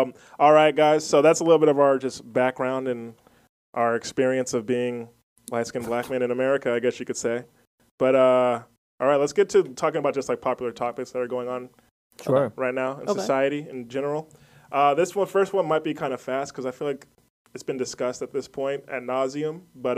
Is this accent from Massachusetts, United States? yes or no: no; San Antonio, Texas, United States; So, from 13 to 27, I was in San Antonio. So, I consider San Antonio like my hometown.